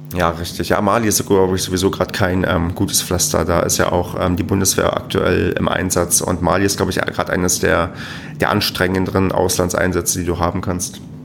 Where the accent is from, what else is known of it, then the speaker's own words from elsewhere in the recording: Germany; wir Deutschen